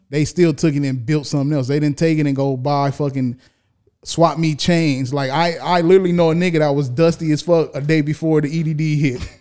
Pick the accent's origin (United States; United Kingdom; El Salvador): United States; California; born and raised in California